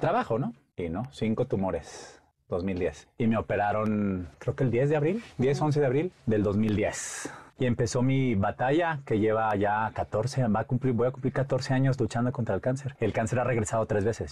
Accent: Monterrey, Nuevo León, Mexico; moved away; Soy de Monterrey, soy regio.

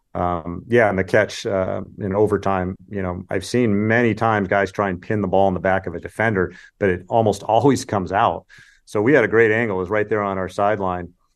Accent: California, United States; I grew up in California and watched the Pac-ten

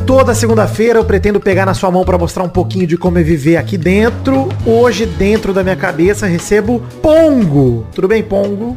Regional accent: Araraquara, São Paulo, Brazil; moved away as an adult; Eu moro em Araraquara, interior de São Paulo. Nascido e criado na Morada do Sol, voltei para cá depois de adulto

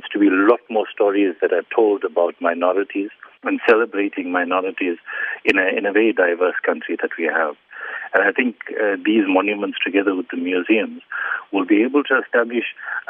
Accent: South Africa; I am South African and more essentially African.

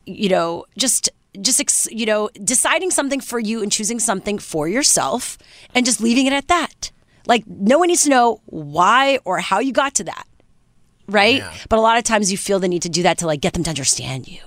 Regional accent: Canada

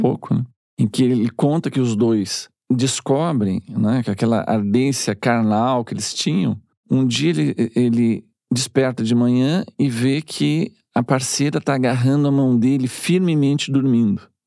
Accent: Rio Grande do Sul, Brazil; Eu sou gaúcho

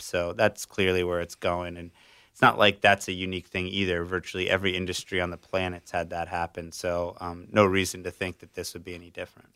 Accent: South Florida, United States; I grew up in South Florida

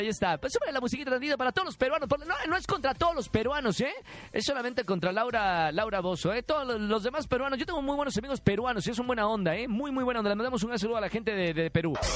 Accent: Mexico

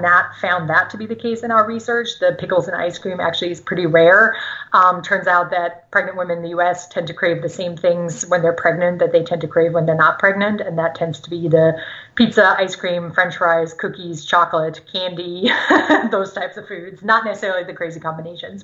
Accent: Germany; first language German; English is a second language; moved away; I grew up in Germany, speaking German.

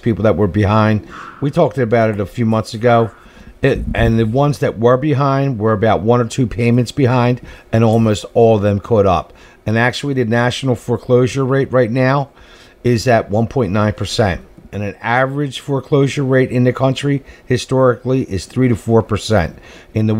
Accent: Philadelphia, Pennsylvania, United States; I grew up in Kensington, man. I'm a Kensington boy.

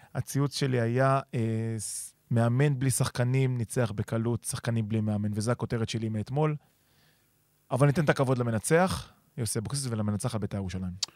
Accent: Givatayim, Tel Aviv District, Israel; אני גדלתי בגבעתיים

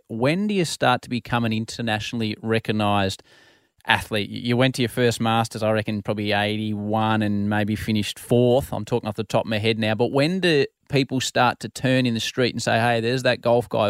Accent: Australia; love our country and I couldn't be more proud to be Australian.

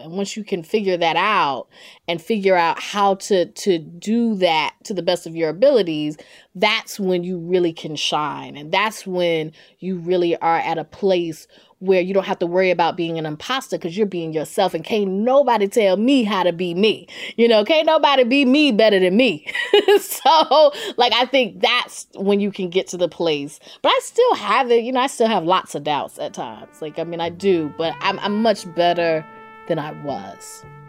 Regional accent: Durham, North Carolina, United States; accent: Southern; growing up in Durham, North Carolina, I knew I wanted to be a journalist

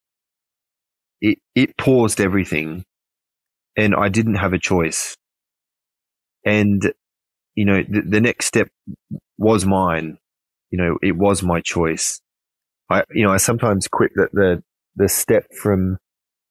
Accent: Queensland, Australia; moved away; most of my family are still back where I grew up in Queensland

